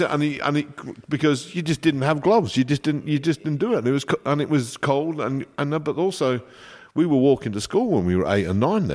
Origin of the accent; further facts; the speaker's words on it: Coventry, West Midlands, United Kingdom; moved away as an adult; also born or lived in London / France; now in Australia; I was born in Coventry. So yeah. I was in Coventry.